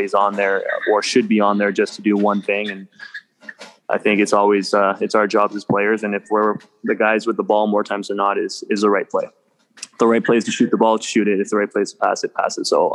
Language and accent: English; Ottawa, Ontario, Canada; moved away; also born or lived in Calgary; I'm born and raised. I'm a Gloucester product